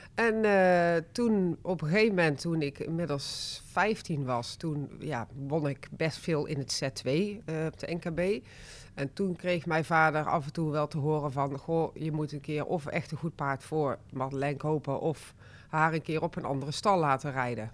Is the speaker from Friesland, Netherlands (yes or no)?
no; 's-Hertogenbosch, North Brabant, Netherlands; also born or lived in Rosmalen; ik ben eigenlijk een echte Brabander. Ik ben in uh, geboren. En ik heb, daarna hebben wij in Den Bosch gewoond. Ik ben opgegroeid met een zus